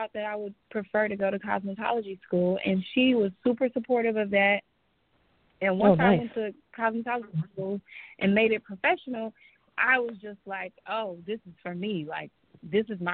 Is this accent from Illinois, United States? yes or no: yes; Chicago, Illinois, United States; moved away as an adult; now in Los Angeles, United States; But I'm from Chicago originally, born and raised, and I decided to move to L.A. after about 4 years being in the hair industry